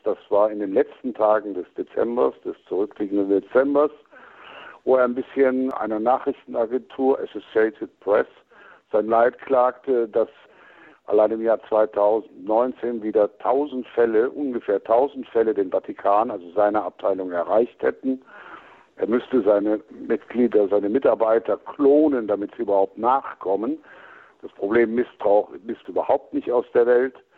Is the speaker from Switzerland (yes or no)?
no; Cologne, North Rhine-Westphalia, Germany; moved away; mein Naturell als Kölner